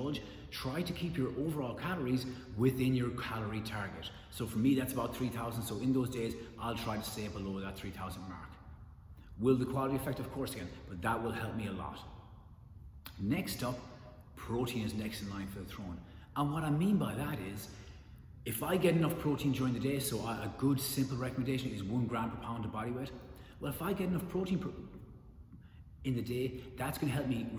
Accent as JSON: {"language": "English", "country": "Ireland", "said": "I'm Irish"}